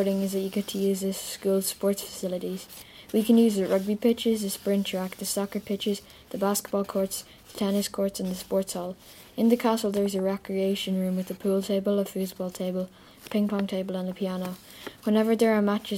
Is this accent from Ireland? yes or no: yes; Mullingar, Westmeath, Ireland; I am from Mullingar and I've always lived in Ireland.